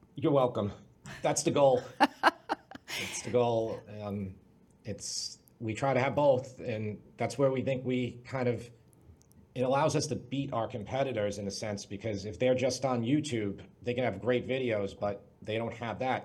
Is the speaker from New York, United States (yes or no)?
yes; Long Island, New York, United States; I'm from Long Island, New York. That's where I currently live.